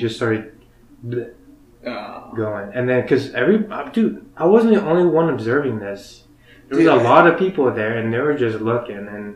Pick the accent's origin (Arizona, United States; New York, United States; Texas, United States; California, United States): Arizona, United States; first language Spanish; English is a second language; moved away; also born or lived in Mexico (parents); being here from Arizona